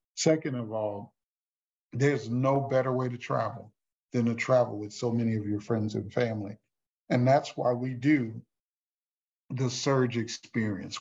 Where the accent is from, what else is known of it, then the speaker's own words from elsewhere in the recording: Houston, Texas, United States; my hometown in Houston, Texas